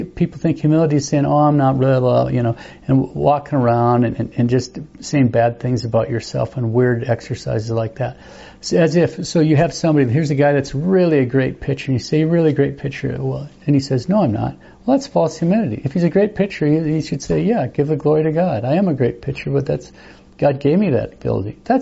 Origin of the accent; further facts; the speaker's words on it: United States; just as an American